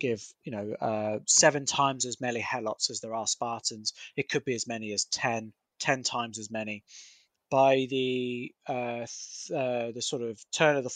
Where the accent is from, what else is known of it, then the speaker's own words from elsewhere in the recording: United Kingdom; I'm a Brit